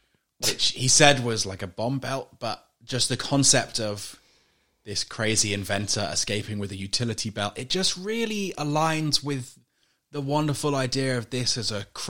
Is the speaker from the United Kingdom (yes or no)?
yes; United Kingdom; moved away; From my home country, the UK